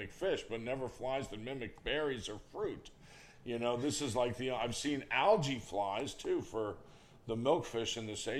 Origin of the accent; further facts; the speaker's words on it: Palm Beach, Florida, United States; I grew up in Palm Beach in the 60s and early 70s